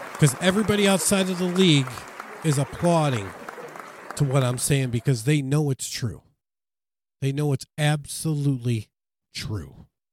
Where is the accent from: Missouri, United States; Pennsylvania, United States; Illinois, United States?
Illinois, United States; Chicago; I'm from Chicago